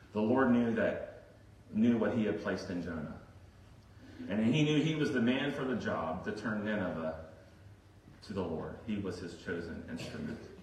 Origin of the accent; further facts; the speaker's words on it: Virginia Beach, Virginia, United States; I remember growing up in Virginia Beach where it would get really hot in the summers